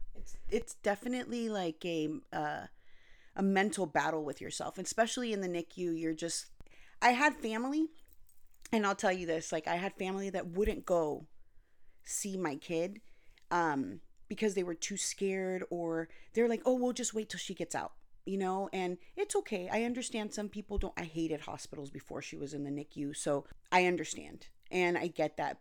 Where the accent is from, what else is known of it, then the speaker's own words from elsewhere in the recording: Anaheim, California, United States; also born or lived in Costa Rica / North Carolina; I was born and raised in Anaheim, California, but I also lived in Costa Rica and North Carolina